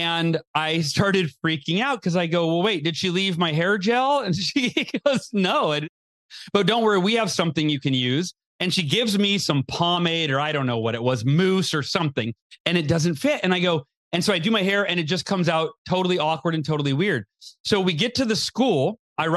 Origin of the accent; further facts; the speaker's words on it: Oakhurst, California, United States; I was born in Southern California. And then when I was 5 years old, we moved to Northern California, a little small town called Oakhurst, California.